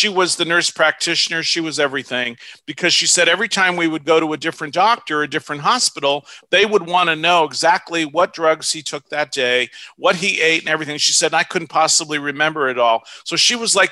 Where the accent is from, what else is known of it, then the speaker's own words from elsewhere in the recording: Los Angeles, California, United States; also born or lived in Ohio / Orange County, California; I grew up in North Hollywood, California. We moved from Ohio